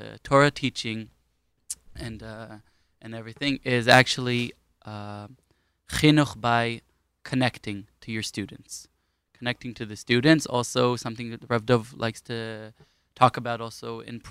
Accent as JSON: {"language": "English", "town": "Ra'anana", "region": "Central District", "country": "Israel", "tie": "born or raised there", "also_born_or_lived": "Queens, New York / Hispin, Golan Heights", "lives_now": "Kfar Tapuach", "said": "we lived in Ra'anana for 9 years"}